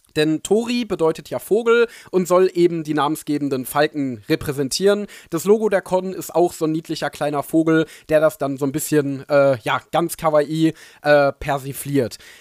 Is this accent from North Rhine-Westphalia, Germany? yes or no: yes; Ruhr area, North Rhine-Westphalia, Germany; ich bin ja Ruri durch und durch, deswegen ist es meine Heimat, meine Liebe.